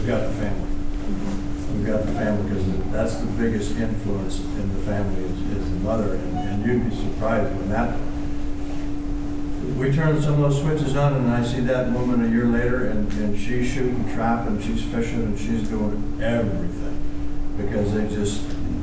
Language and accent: English; the West, United States; I come from the West